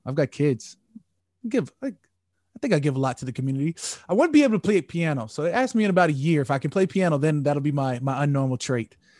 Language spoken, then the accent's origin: English; Arizona, United States; also born or lived in Minnesota; now in United Kingdom; I'm from Arizona. Like, I was born in Minnesota, but I'm from Arizona.